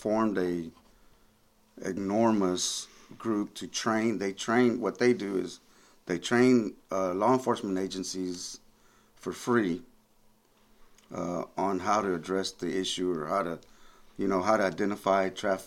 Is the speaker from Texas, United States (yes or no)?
yes; East Texas, United States; also born or lived in McAllen, Texas; this is my hometown. I'm from this area